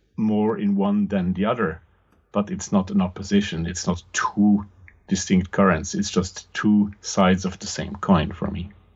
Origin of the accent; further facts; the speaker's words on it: Austria; English is a second language; I'm from the German speaking part of the world, from Austria to be more precise